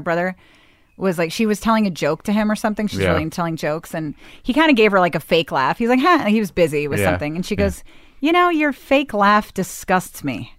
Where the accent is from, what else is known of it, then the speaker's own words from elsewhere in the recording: Bethesda, Maryland, United States; I grew up in Bethesda, Maryland.